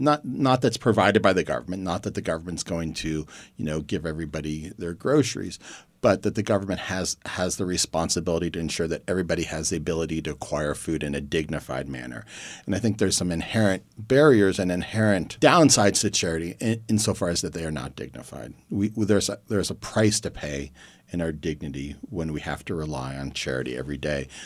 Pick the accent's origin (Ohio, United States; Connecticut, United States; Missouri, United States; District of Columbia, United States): Ohio, United States; Youngstown; I grew up in Youngstown, Ohio